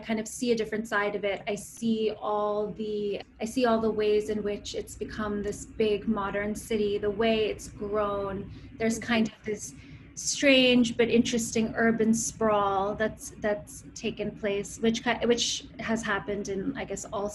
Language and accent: English; United States; I grew up in the States, and my mother is from Pune